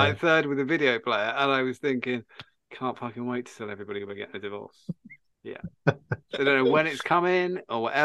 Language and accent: English; Suffolk, East of England, United Kingdom; also born or lived in Buckinghamshire; we moved from Buckinghamshire to the wilds of Suffolk